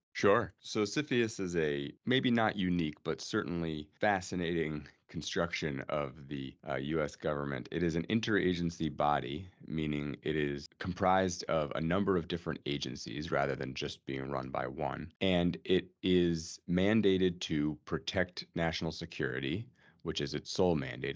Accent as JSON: {"language": "English", "town": "New York City", "region": "New York", "country": "United States", "tie": "born or raised there", "moved": "as an adult", "lives_now": "Washington, D.C., United States", "said": "I grew up in New York City"}